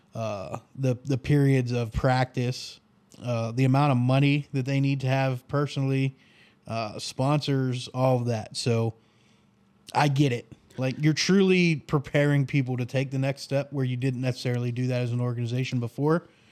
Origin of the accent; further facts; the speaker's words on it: the North, United States; I'm from the North.